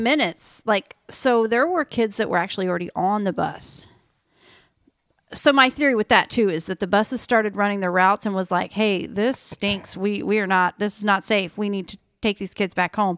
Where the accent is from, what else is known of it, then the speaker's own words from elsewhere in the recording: Oklahoma, United States; moved away; I grew up in Oklahoma, flat ground, you know, farmland